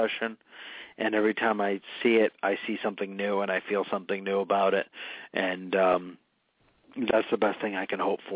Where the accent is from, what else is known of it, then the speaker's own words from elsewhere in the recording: North Smithfield, Rhode Island, United States; also born or lived in London; Slatersville is my hometown, actually. It's in northern Rhode Island in the town of North Smithfield